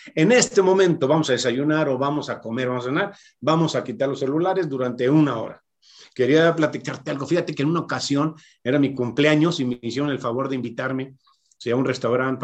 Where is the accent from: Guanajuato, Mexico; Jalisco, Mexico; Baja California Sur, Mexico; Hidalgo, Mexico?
Guanajuato, Mexico; Irapuato; also born or lived in Monterrey; yo soy de, Monterrey de nacimiento, pero de Irapuato de corazón. Yo llegué a las teniendo 11, 12 años aquí.